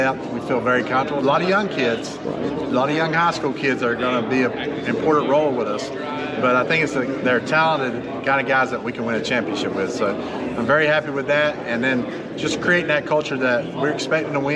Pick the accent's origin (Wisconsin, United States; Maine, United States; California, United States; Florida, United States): Florida, United States; now in North Carolina, United States; I'm from Florida